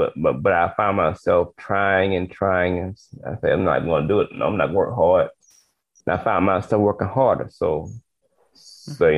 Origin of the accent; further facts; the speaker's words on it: Atlanta, Georgia, United States; I was born in Atlanta, Georgia